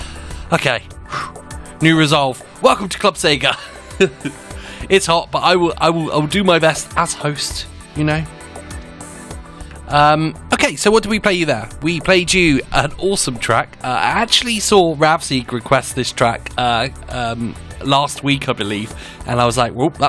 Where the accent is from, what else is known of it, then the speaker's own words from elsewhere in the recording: England, United Kingdom; That's just my Englishness coming out